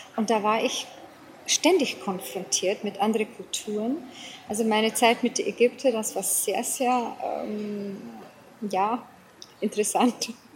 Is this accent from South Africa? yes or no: yes; South Africa; accent: English and Bavarian; German is a second language; moved away as an adult; also born or lived in Lower Bavaria, Germany; now in Germany; ich bin gebürtige Südafrikanerin. Mhm. Ähm, bin die ersten 34 Jahre von meinem Leben in Südafrika ähm, ja, ansässig gewesen, gewohnt, gelebt